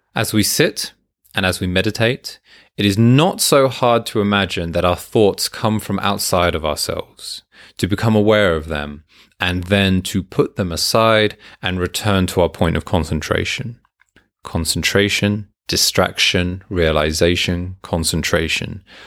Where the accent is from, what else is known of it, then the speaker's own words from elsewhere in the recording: United Kingdom; I'm British